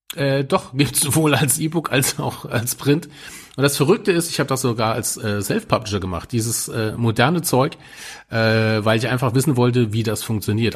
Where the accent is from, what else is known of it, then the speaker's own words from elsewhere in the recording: Germany; als Deutscher